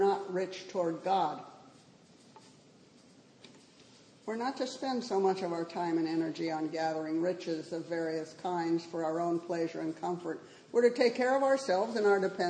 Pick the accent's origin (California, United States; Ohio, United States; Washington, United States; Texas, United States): California, United States; Southern; moved away; where I grew up in Southern California